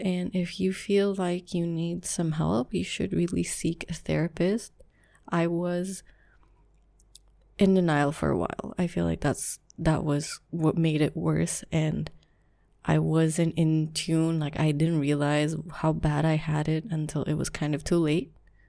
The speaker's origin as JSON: {"language": "English", "country": "Philippines", "said": "so just a little background, I am Filipino, so Asian, raised, strict household, that part doesn't matter, but anyways, I am from a culture where you co-sleep."}